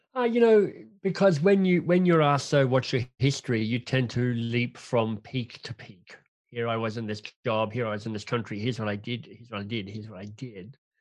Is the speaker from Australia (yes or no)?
yes; Canberra, Australian Capital Territory, Australia; moved away as an adult; now in Toronto, Canada; I'm Australian by birth, grew up in, um, Canberra, the national capital of Australia